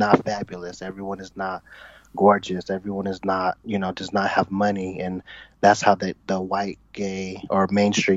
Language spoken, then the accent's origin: English; Bay Area, Northern California, United States; I'm from Northern California, the Bay Area